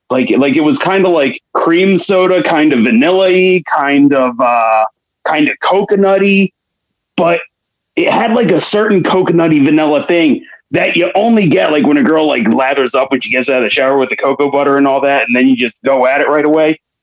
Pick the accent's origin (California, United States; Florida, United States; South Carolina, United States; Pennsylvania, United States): Pennsylvania, United States; Philadelphia; accent: Philly; my regular Philly accent